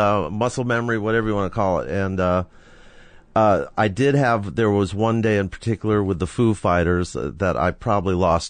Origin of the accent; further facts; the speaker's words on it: Forest Hills, New York, United States; I grew up in Forest Hills, New York.